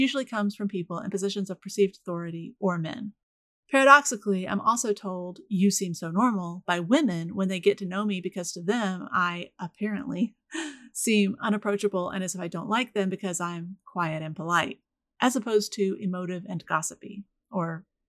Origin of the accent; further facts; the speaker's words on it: Florida, United States; I was raised in the Deep South, which tends to surprise people even if they know I'm from Florida.